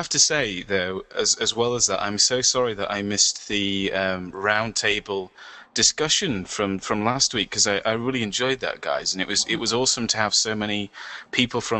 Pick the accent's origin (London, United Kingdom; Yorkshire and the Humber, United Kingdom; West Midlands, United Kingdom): Yorkshire and the Humber, United Kingdom; York; that's an inside joke because I come from from York